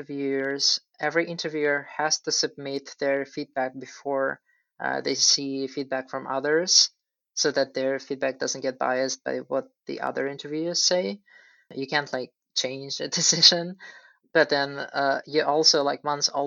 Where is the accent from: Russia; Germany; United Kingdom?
Russia; moved away; I'm originally from Russia